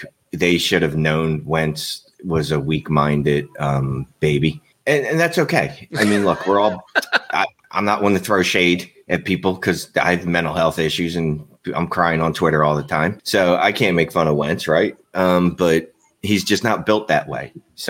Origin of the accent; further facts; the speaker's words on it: Philadelphia, Pennsylvania, United States; I'm from Philly.